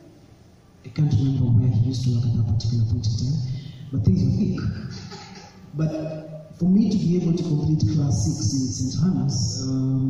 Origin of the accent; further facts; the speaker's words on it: Nairobi, Kenya; also born or lived in Machakos; my childhood was actually in Ayani Estate in Kibera. That's where we grew up